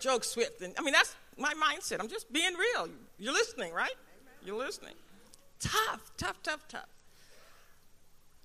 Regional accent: Philadelphia, Pennsylvania, United States; I'm from the North. I'm from Philadelphia

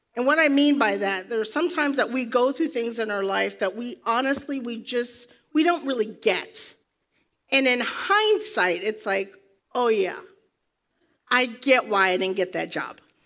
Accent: New York, United States; moved away; I'm a New Yorker. Proud to be from New York, where we drink coffee. And we talk like this.

